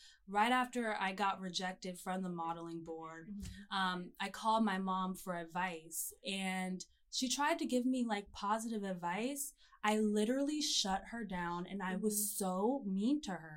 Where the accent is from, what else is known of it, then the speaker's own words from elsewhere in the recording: Atlanta, Georgia, United States; moved away; also born or lived in Auburn, Alabama; I'm from Atlanta, Georgia, born and raised.